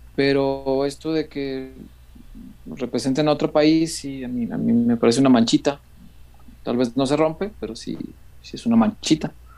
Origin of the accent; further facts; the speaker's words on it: Mexico; soy de barrio, hombre, soy de la Morelos